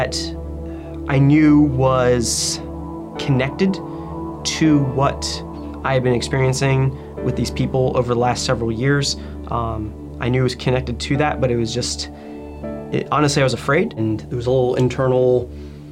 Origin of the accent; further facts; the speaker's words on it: Central Virginia, United States; I was born in 1985 in Central Virginia.